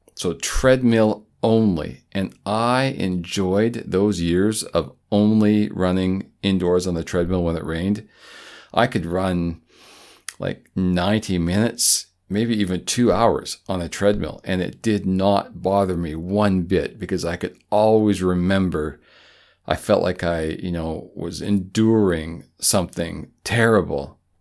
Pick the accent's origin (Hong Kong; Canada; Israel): Canada; as a Canadian